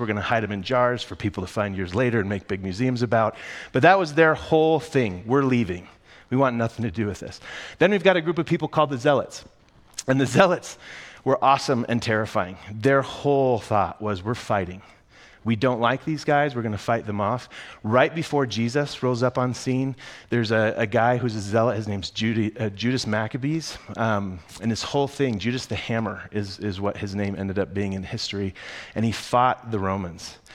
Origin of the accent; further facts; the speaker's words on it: United States; I'm an American.